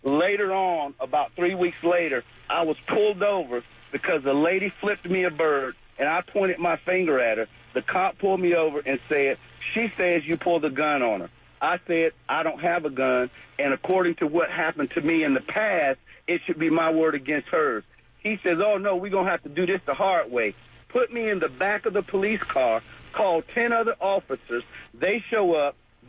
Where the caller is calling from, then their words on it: Jacksonville, Florida, United States; I'm calling from the west side of Jacksonville.